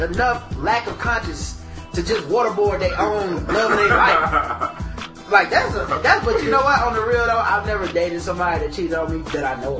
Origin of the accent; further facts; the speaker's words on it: the South, United States; I know I'm from the South, so it sounds like blind, but blonde.